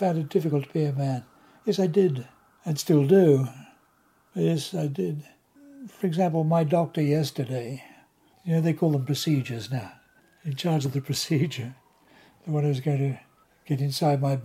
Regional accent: Australia; moved away as an adult; Being born and raised in Australia during World War II

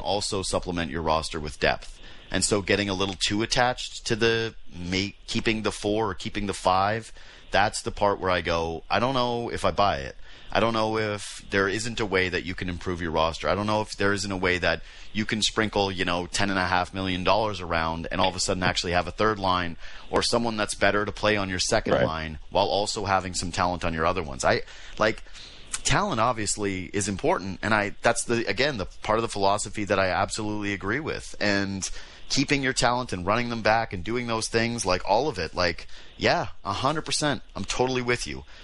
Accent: Whitehorse, Yukon, Canada; now in Toronto, Canada; I'm from Whitehorse.

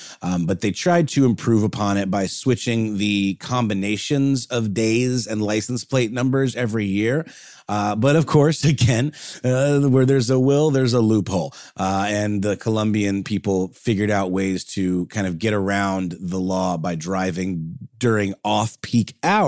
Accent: Augusta, Georgia, United States; in my hometown of Augusta.

